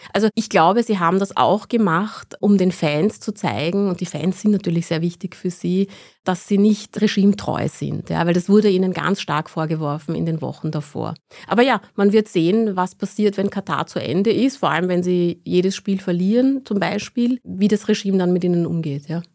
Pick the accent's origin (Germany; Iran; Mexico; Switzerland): Iran; Ich bin selbst auch im Iran geboren worden, 1982